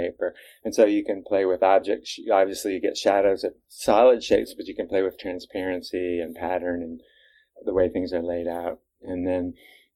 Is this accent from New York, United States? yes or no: no; Cambridge, Massachusetts, United States; I grew up in Cambridge, Mass